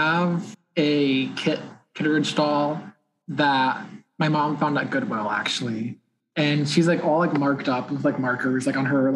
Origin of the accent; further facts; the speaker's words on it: Indiana, United States; I'm from Indiana.